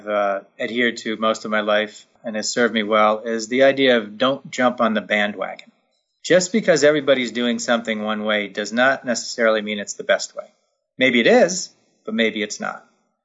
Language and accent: English; Northeast, United States; And growing up in the Northeast, I lived about an hour away from Lime Rock Park.